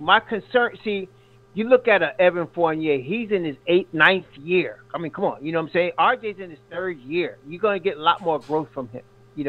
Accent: Hempstead, New York, United States; I was born in Hempstead.

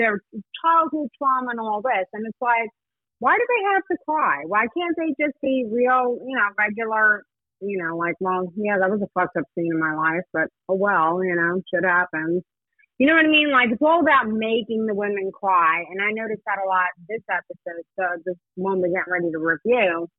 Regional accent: New York, United States; girls I grew up with in New York

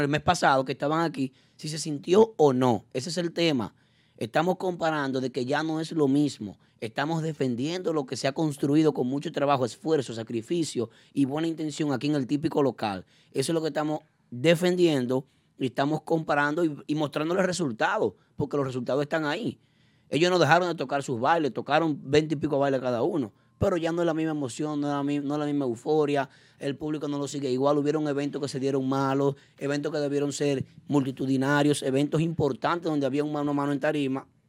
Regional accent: Dominican Republic; nosotros como dominicanos

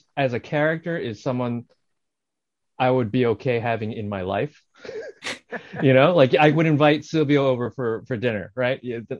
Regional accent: Bergen County, New Jersey, United States; I grew up in Jersey, so I grew up in, you know, in Bergen County too.

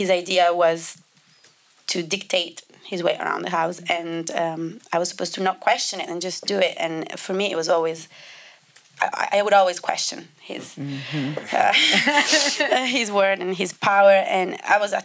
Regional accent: Italy; English is a second language; moved away as an adult; also born or lived in London; I grew up in Italy

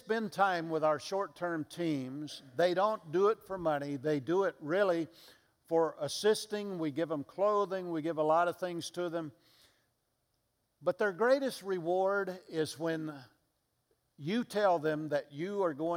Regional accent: Mississippi, United States; I'm from Mississippi

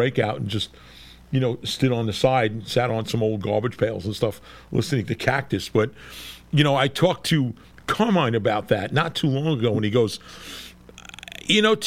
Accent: West Hempstead, New York, United States; I grew up in West Hempstead.

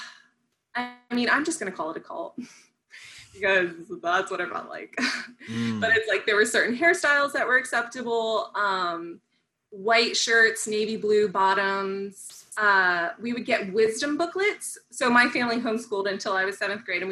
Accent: United States; also born or lived in Nicaragua; I'm from the East Coast in the USA, Delaware, Maryland area

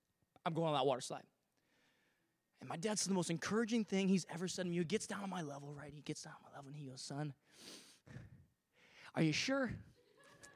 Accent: Vancouver, Washington, United States; now in Victoria, Canada; growing up in Vancouver, Washington, which is just a little north of Portland, Oregon

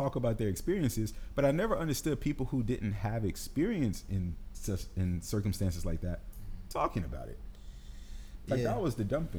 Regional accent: Detroit, Michigan, United States; I'm from Detroit

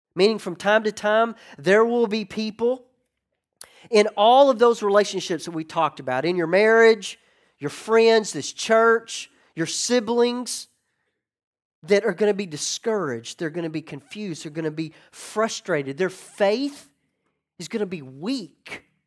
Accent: Northwest Arkansas, United States; So I grew up in Northwest Arkansas, hunting and fishing my whole life.

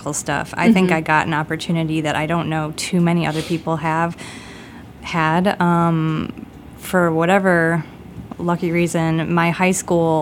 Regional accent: Chicago, Illinois, United States; I grew up in Beverly, which is, I grew up on like 93rd and Western

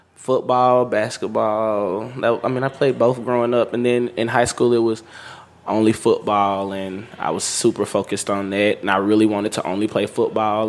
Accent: Meridian, Mississippi, United States; I grew up in Meridian, Mississippi

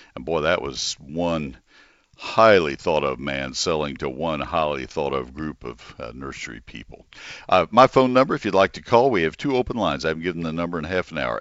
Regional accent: McKinney, Texas, United States; my hometown, McKinney. I broadcast from home

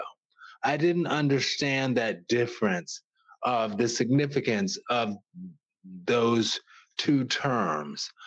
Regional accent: New Orleans, Louisiana, United States; moved away; also born or lived in Washington, D.C.; I'm from New Orleans, so I don't mind wearing bright colors

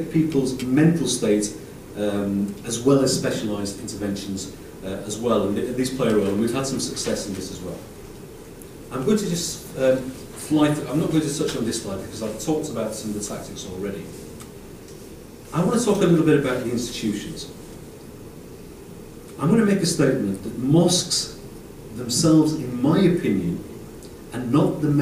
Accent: Rochdale, North West England, United Kingdom; In my hometown, in Rochdale, where there are only 15,000 Muslims

